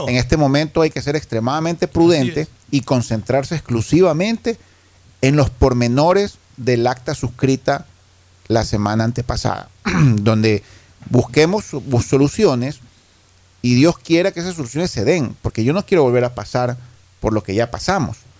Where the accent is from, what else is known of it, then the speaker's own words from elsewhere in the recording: Guayaquil, Guayas, Ecuador; como guayaquileño